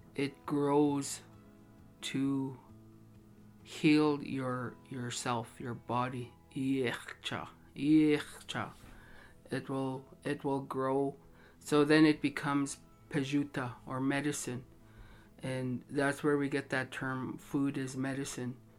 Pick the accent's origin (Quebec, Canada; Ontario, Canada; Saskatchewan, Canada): Saskatchewan, Canada; Standing Buffalo Dakota Nation; I come from Tatankanaji, Standing Buffalo.